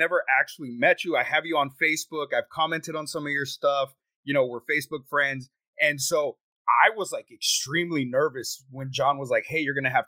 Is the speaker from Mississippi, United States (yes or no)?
no; Texas, United States; I'm from Texas. I live in Texas